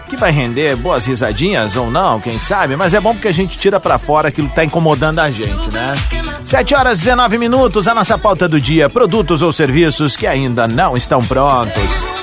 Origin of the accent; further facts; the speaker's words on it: Franca, São Paulo, Brazil; Sou de Franca aqui, interior